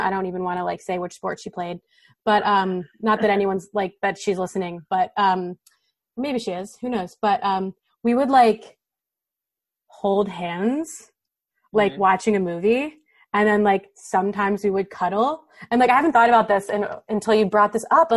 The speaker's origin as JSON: {"language": "English", "region": "Ohio", "country": "United States", "tie": "born or raised there", "said": "I grew up in Ohio, which is also the Midwest"}